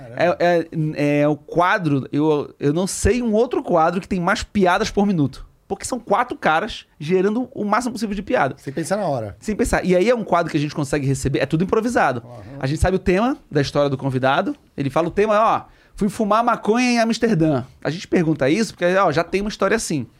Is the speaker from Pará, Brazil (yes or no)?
yes; Belém, Pará, Brazil; Em Belém, em Belém, eu sou de Belém.